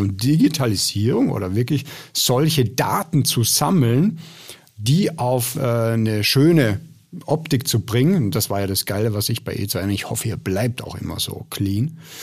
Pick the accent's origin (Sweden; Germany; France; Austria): Austria; ich komme ja aus Österreich